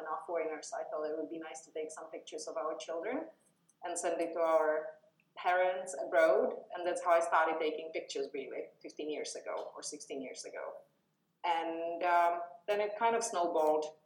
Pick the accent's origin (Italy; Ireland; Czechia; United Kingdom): Czechia; now in Espoo, Finland; I'm from uh, Czech Republic originally, have been in Finland for 22 years. I have lived the entire time except for the first year in Espoo